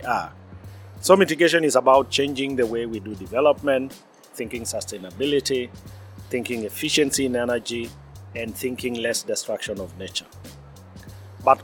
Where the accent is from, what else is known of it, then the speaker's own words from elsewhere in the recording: Maasai community, southern Kenya, Kenya; I am from Maasai, pastoral indigenous community based in southern Kenya.